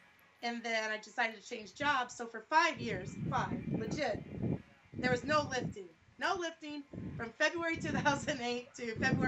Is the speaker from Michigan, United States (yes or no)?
yes; Battle Creek, Michigan, United States; now in Omaha, United States; I'm originally from Battle Creek, Michigan, believe it or not. I live in Omaha, Nebraska right now.